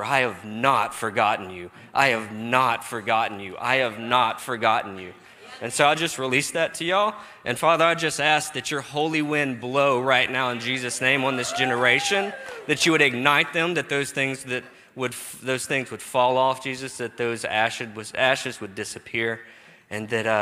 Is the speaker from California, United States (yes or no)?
no; Texas, United States; I'm from Texas.